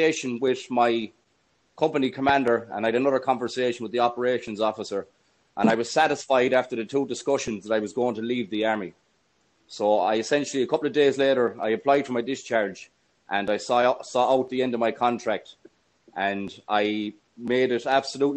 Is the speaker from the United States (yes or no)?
no; Galway, Connacht, Ireland; also born or lived in Cavan; I was born in Galway City in 1983. At the age of 17, I joined the army